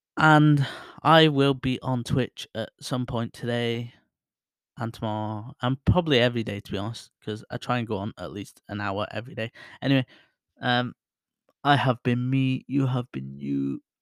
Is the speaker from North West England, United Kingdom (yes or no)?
yes; Bury, North West England, United Kingdom; my hometown, Barrie